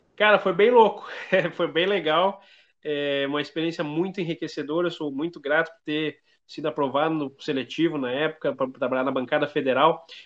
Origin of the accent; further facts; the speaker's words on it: Feliz, Rio Grande do Sul, Brazil; eu sou do Rio Grande do Sul, sou da região do Vale do Caí, É, da cidade de Feliz